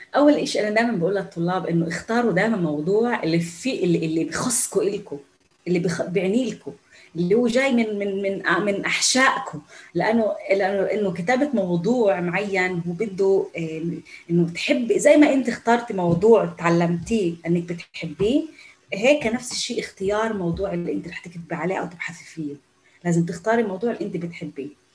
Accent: Palestine; first language Arabic; نحن النساء الفلسطينيات بالجامعات الاسرائيليه

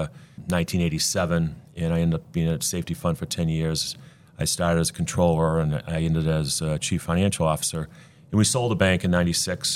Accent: Fitchburg, Massachusetts, United States; I grew up in Fitchburg in the college neighborhood

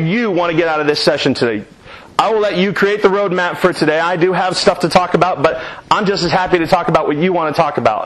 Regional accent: Reynoldsburg, Ohio, United States; that's my hometown, that's where I'm from, that's where I lived

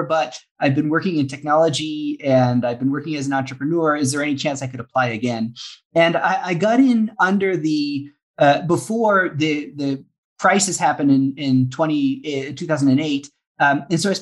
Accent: Saint John, New Brunswick, Canada; moved away as an adult; also born or lived in Oxford, United Kingdom / Ecuador; I grew up in St. John

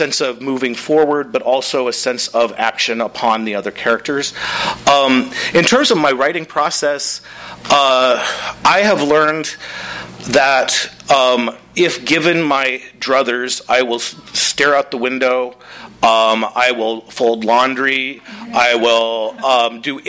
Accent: Midwest, United States; I'm from the Midwest

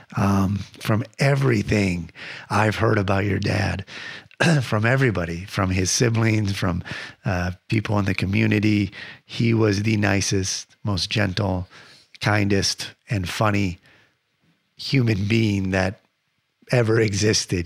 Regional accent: Michigan, United States; I grew up in Michigan

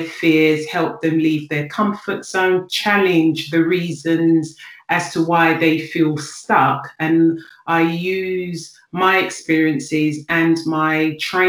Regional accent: London, United Kingdom; I'm from South London. I'm of Nigerian descent, but I was born and raised in Greenwich.

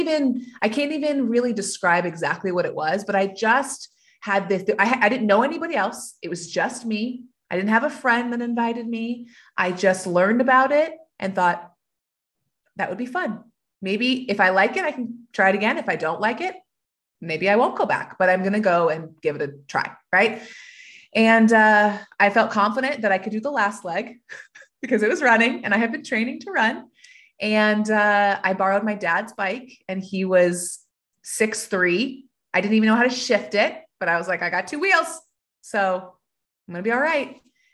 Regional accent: Georgia, United States; born there; also born or lived in Atlanta, United States; I am, actually. Technically, I was born in Georgia, but I've moved 13 times. So spent more time away from Georgia now than I spent in Georgia. But I was born in Georgia on Martin Army Base

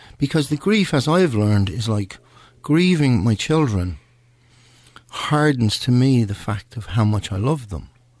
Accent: Ireland; I'm Irish

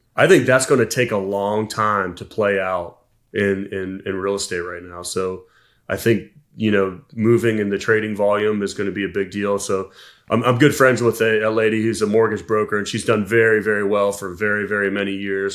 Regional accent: Columbus, Ohio, United States; I was born in Columbus, Ohio

